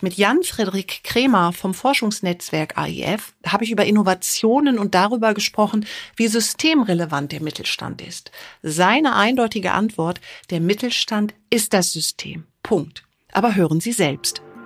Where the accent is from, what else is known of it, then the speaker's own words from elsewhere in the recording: Düsseldorf, North Rhine-Westphalia, Germany; als Düsseldorferin